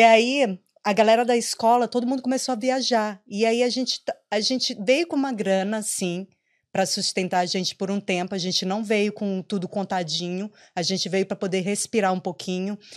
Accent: Maranhão, Brazil; moved away as an adult; also born or lived in São Paulo / Porto Alegre; now in Ireland; eu sou maranhense, mas eu morei em São Paulo, morei em Porto Alegre

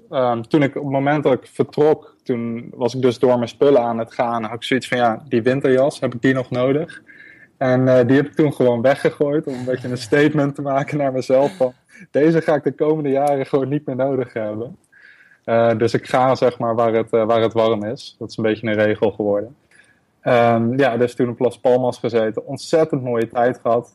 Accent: Netherlands; moved away as an adult; also born or lived in Berlin; ik heb Nederland echt voor een onbepaalde tijd achtergelaten

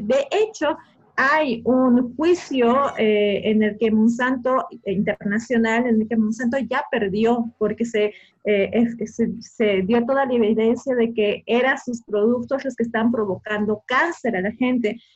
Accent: Bolivia

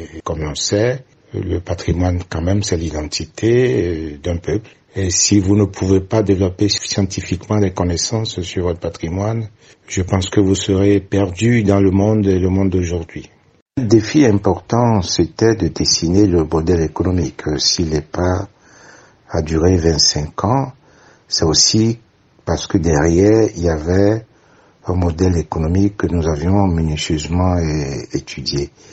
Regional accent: Benin; chez nous au Bénin

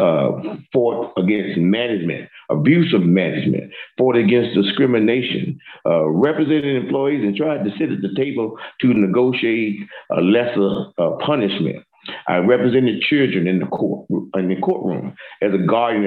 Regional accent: Homestead, Florida, United States; I grew up in Homestead, Florida City.

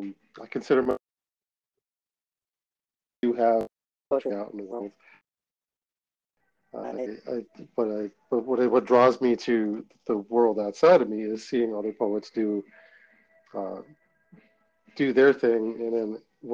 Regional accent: Boston, Massachusetts, United States; now in Bethel, United States; I was born in Boston, Dorchester specifically

